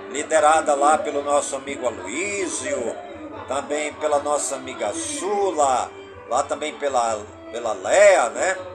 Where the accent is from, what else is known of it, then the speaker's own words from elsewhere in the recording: Careiro da Várzea, Amazonas, Brazil; todas as comunidades do Careiro da a minha cidade natal